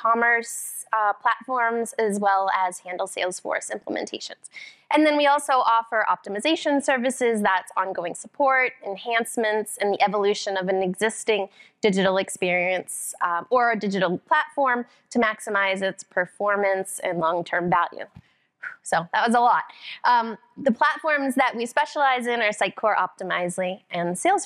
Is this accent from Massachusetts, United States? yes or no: yes; Boston, Massachusetts, United States; I'm actually from Boston, the Boston area, just a few miles north.